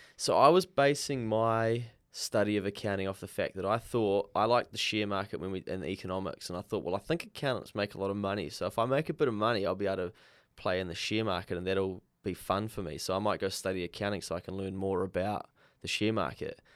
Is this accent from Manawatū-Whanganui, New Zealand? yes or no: yes; Dannevirke, Manawatū-Whanganui, New Zealand; I grew up in Danyburgh and went to a small rural school out in the country